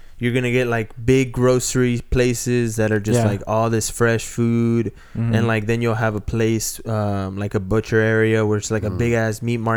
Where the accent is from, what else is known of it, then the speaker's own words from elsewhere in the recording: Huacho, Lima, Peru; moved away; I was raised in Huacho and Barranca